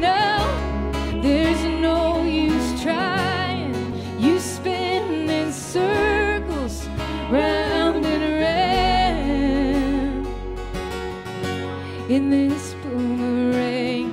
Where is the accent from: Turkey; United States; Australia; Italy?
United States; Waco, Texas; my hometown of Waco, Texas